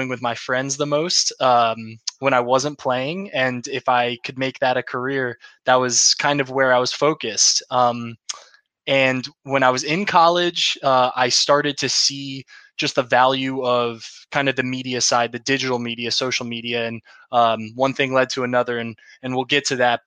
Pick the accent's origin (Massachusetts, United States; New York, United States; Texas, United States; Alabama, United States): New York, United States; Clifton Park; I grew up in Clifton Park, New York, about 20 minutes north of Albany